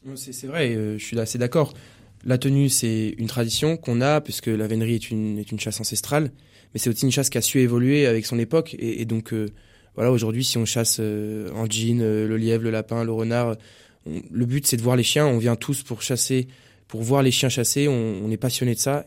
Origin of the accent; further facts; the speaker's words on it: Poitiers, Nouvelle-Aquitaine, France; je suis de Poitiers